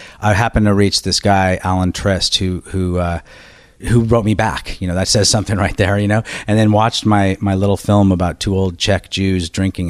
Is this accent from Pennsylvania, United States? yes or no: no; Berkeley, California, United States; born or raised there; also born or lived in Washington, D.C.